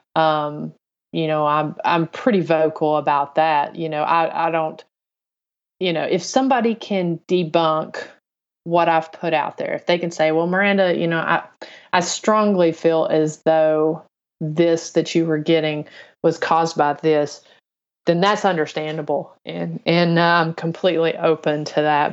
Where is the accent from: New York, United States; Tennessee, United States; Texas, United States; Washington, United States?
Tennessee, United States; on the Kentucky line, northern; moved away as an adult; also born or lived in Chattanooga area, Tennessee; I grew up in North Tennessee on the, uh, Kentucky line